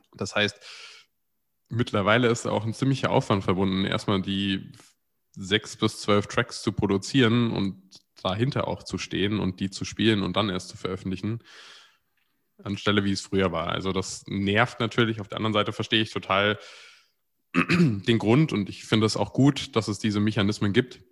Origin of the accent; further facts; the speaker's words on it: near Frankfurt, Hesse, Germany; Ich bin in der Nähe von Frankfurt aufgewachsen